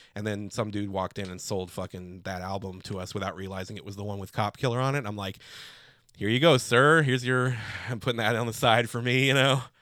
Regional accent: Chicago, Illinois, United States; I'm from Chicago.

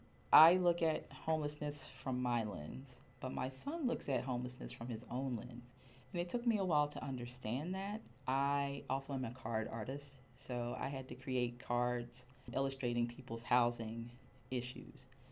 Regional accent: Miami, Florida, United States; moved away as an adult; now in Philadelphia, United States; I am originally from Miami, Florida.

